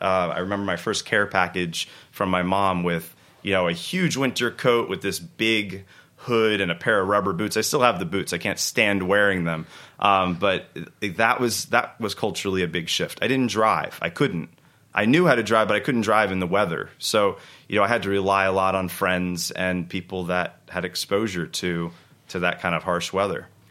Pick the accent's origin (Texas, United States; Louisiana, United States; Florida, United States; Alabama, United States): Florida, United States; Florida Keys, United States; moved away as an adult; also born or lived in Vermont / California / Boston; now in New York, United States; growing up in the Keys